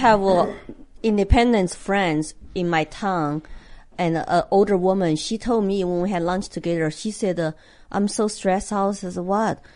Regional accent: China; English is a second language; now in United States; a Chinese immigrant who come here with nothing

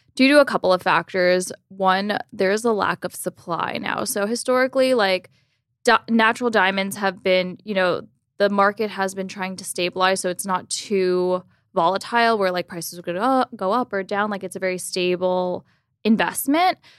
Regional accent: Miami Beach, Florida, United States; grew up in Miami Beach, Florida

